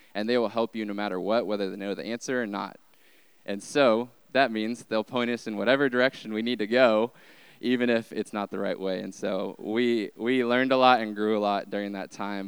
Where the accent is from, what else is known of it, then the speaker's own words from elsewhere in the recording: Arkansas, United States; moved away; we are from Arkansas